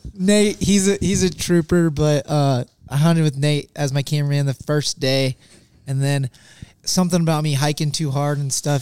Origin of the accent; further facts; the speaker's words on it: Missouri, United States; I grew up in Missouri, totally different style of hunting